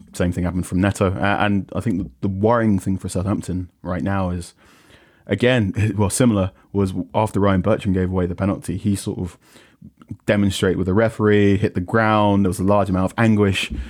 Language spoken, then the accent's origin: English; Ghana; as a Ghanaian person